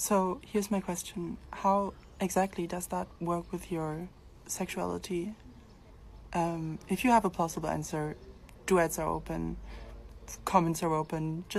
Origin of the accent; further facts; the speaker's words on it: Berlin, Germany; I'm 20 years old, I'm from Berlin, and I am a transgender woman.